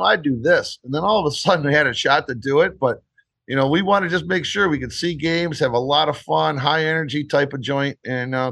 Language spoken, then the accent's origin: English; Detroit, Michigan, United States; I grew up in Detroit, but I've been coming to Vegas since the 80s.